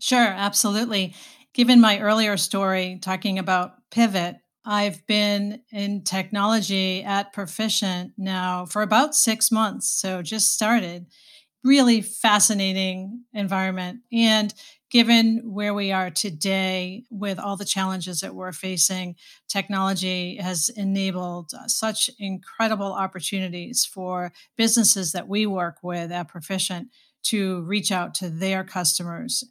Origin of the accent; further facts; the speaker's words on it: Boston, Massachusetts, United States; moved away as an adult; now in Saint Louis, United States; I am from Boston, born, raised, and, uh, spent a good part of my life in Boston